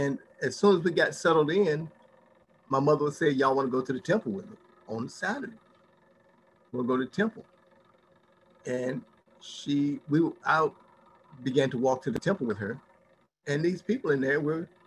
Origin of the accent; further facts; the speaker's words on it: Gary, Indiana, United States; growing up in Gary, Indiana